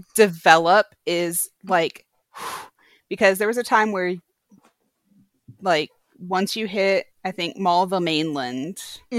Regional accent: Michigan, United States; moved away as an adult; now in Texas, United States; I was born in Texas, but we moved away when I was uh, five, and I actually grew up in Michigan.

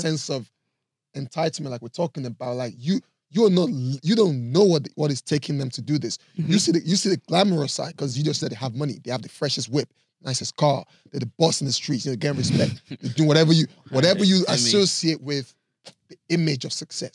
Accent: Nigeria; I'm saying this as a Nigerian

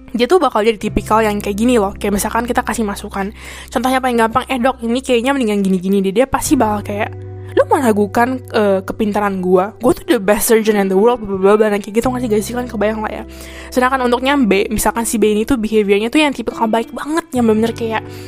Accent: Indonesia; now in Taiwan; kita sebagai orang Indo

